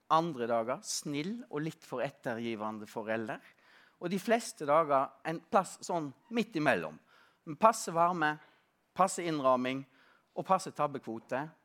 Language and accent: Norwegian; Stord, Vestland, Norway; now in Oslo, Norway; På Vestlandet, på Stord, der jeg, der jeg kommer fra, Eh, nærmere bestemt på 70- og 80-tallet